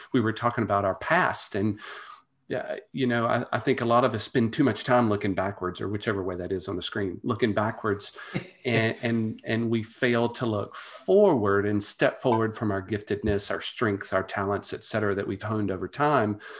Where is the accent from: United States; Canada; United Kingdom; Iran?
United States; Monroe, Louisiana; the University of Louisiana Monroe, which is my, my hometown college